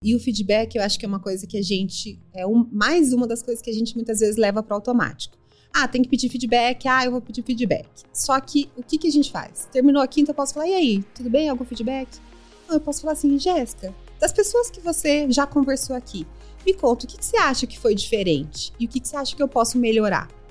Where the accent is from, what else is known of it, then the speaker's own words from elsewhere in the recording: Mato Grosso do Sul, Brazil; moved away as an adult; also born or lived in Campo Grande; now in São Paulo, Brazil; sou sul-mato-grossense, sou mãe do Pedro, sou casada com o André, moro aqui em São Paulo há quase 20 anos